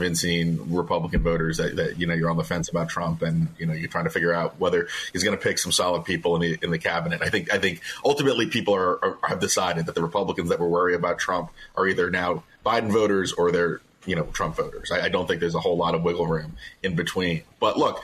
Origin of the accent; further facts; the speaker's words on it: Virginia, United States; my home state of Virginia